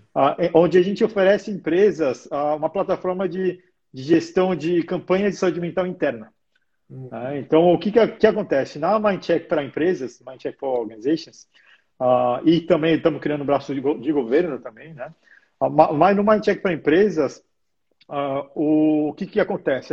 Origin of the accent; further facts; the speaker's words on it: Brazil; now in Australia; como sou brasileiro